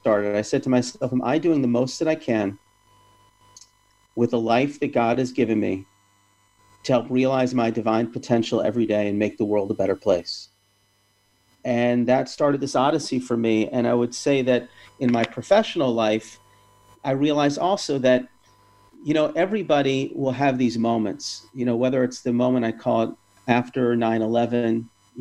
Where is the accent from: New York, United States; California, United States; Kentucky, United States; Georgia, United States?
Georgia, United States; Atlanta; when I was growing up in Atlanta